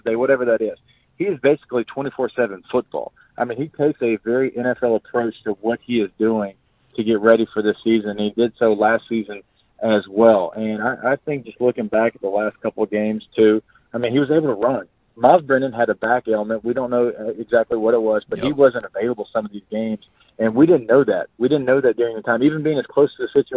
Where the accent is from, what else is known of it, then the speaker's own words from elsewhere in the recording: North Louisiana, United States; I'm from North Louisiana